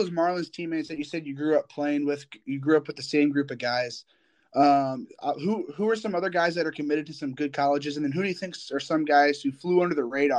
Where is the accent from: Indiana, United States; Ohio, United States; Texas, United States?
Indiana, United States; I'm from Indiana and California is a little bit of way from me.